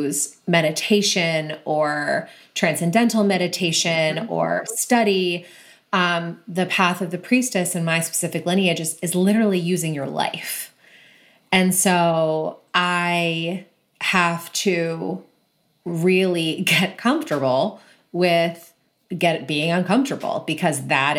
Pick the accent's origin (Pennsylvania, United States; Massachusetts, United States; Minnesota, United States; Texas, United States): Massachusetts, United States; Boston; From Boston. Yep. From Boston.